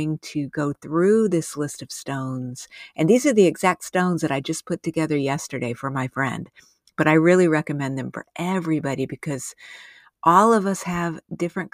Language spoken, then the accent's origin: English; New Mexico and Southern Arizona, United States; I grew up in New Mexico and Southern Arizona